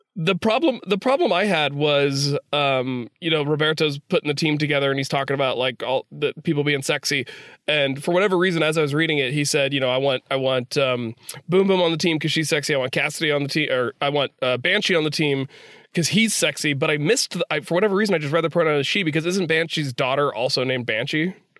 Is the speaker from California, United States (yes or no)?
no; West Virginia, United States; I'm from West Virginia.